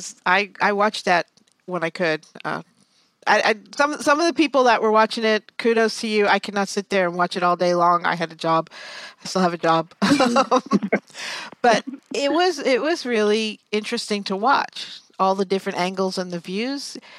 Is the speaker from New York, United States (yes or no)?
yes; New York, United States; moved away; I'm from New York. I was born and raised in New York.